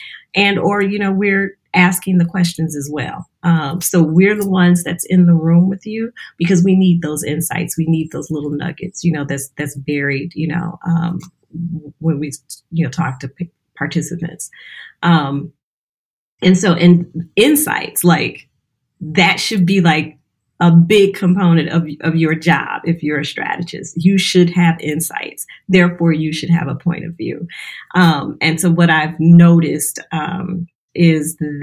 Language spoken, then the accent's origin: English; Louisiana, United States; now in Detroit, United States; I'm originally from Louisiana. I'm here in Detroit, but originally from Louisiana